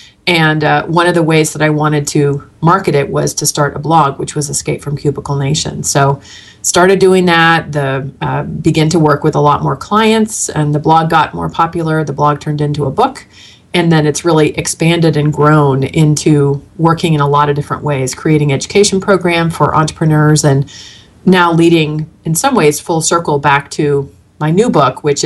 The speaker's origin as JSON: {"language": "English", "area": "the Bay Area", "region": "California", "country": "United States", "moved": "as an adult", "lives_now": "Arizona, United States", "said": "I'm from the Bay Area originally"}